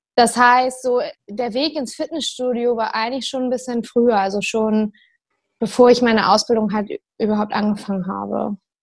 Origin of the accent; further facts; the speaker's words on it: Maschen, Lower Saxony, Germany; moved away as an adult; also born or lived in Hamburg; now in Bremen, Germany; ich komme aus Maschen ursprünglich. Also so ein Dorf in Niedersachsen kurz vor Hamburg.